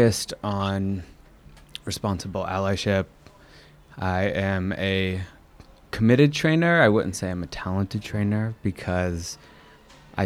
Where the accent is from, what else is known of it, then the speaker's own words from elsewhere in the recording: Southern Virginia, United States; moved away; also born or lived in North Carolina / Portsmouth, Virginia / New York; I hail from Southern Virginia, spent my childhood between North Carolina and a place called Portsmouth in Virginia